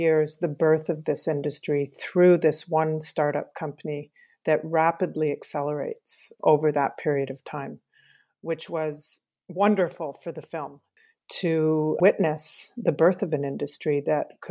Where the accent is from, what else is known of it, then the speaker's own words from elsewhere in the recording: Canada; I'm a Canadian filmmaker